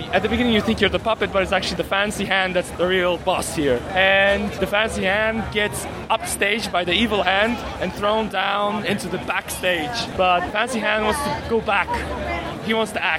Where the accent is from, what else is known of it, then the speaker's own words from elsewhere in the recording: Poland; now in San Francisco, United States; I'm kind of from Poland